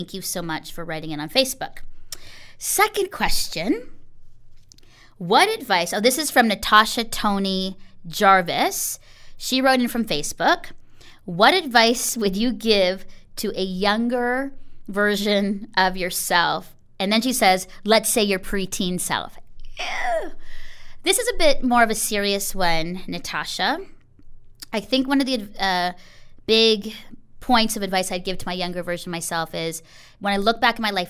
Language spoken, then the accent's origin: English; Philippines; now in Canada; I think coming into Canada as a Filipino girl and not feeling like I fit